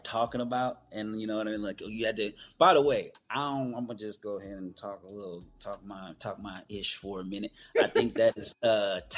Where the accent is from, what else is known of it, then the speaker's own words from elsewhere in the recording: Oakland, California, United States; also born or lived in Antioch, California; We're both from the Bay Area, Oakland. I'm from Oakland and Antioch